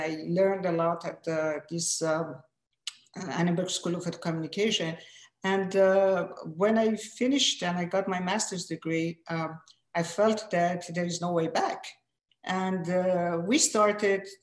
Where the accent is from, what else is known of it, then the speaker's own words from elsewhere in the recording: Iran; first language Persian; English is a second language; moved away as an adult; now in United States; I was primarily Persian speaking and also French speaking, because I was at school with your sister, beloved sister Farzaneh, and we were at French school. So our second language was French. I learned English here